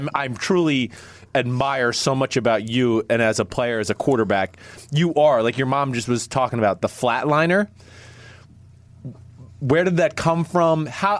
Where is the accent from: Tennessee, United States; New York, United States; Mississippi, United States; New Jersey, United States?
New Jersey, United States; I mean, I'm from New Jersey, so at first I'd have been like, man, screw this Josh Allen guy.